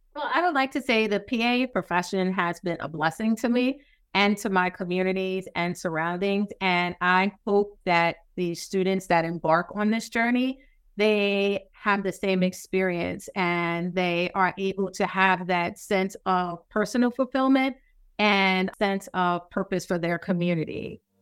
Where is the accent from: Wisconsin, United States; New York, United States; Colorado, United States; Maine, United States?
New York, United States; New York City; moved away; I'm from New York City, so contrast and the accent